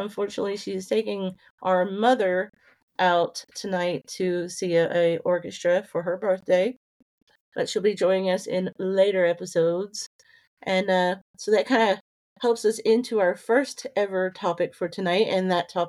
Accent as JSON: {"language": "English", "region": "Kentucky", "country": "United States", "tie": "born or raised there", "said": "There are five of us, and yeah, we grew up in Kentucky, and yeah"}